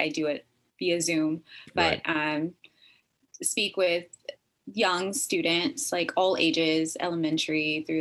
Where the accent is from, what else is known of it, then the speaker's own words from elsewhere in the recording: Texas, United States; moved away as an adult; also born or lived in Northern California; now in California, United States; I'm originally from Texas, and I have been living up here in California, Northern California, for the last like 10 years.